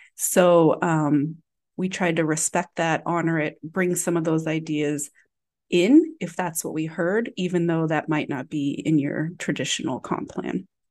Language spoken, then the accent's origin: English; Galesburg, Illinois, United States; now in Chicago, United States; my hometown of Galesburg, Illinois